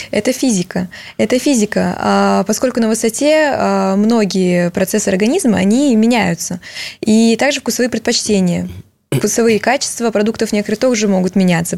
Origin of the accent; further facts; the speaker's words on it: Russian Far East, Russia; moved away; я сама родом с Дальнего Востока